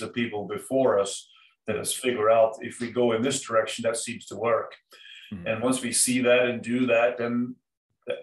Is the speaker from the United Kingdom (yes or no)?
no; Oslo, Norway; moved away as an adult; also born or lived in Cambridge, Massachusetts, United States; now in Southern Maine, United States; My hometown.